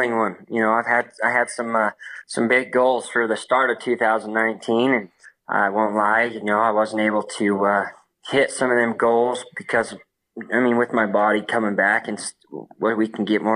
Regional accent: Roosevelt, Utah, United States; born and raised in Roosevelt, Utah, just a small town

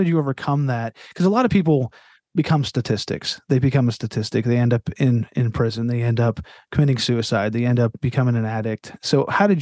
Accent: Altoona, Pennsylvania, United States; I grew up in Altoona, which is, you know, we're not quite Pittsburgh, but we're kind of a little Pittsburgh.

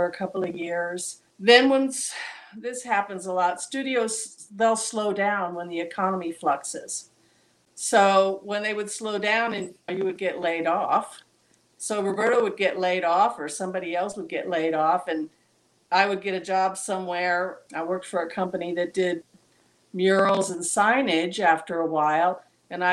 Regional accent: Southern California, United States; we're from Southern California

